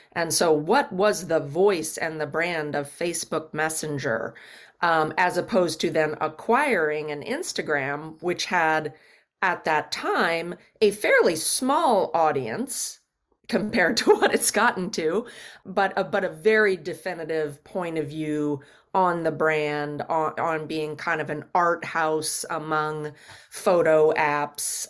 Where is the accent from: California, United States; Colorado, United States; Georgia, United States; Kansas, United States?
Kansas, United States; Kansas City; born and raised in Kansas City, Kansas